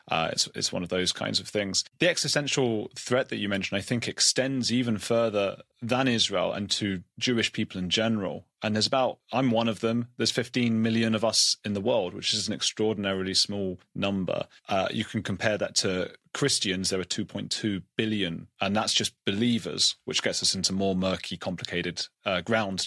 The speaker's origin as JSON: {"language": "English", "country": "United Kingdom", "said": "being British"}